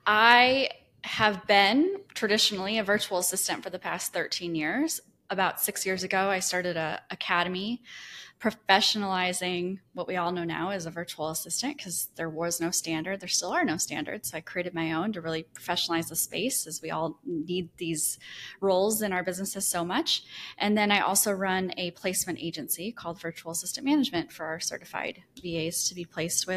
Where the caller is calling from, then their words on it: Destin, Florida, United States; Yeah, I'm in Destin, Florida. It's a small beach town in the panhandle of Florida.